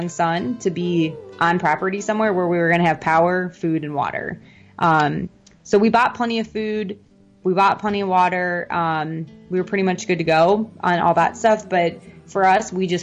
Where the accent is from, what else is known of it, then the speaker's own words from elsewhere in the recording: Midwest, United States; now in Orlando, United States; So I'm originally from the Midwest.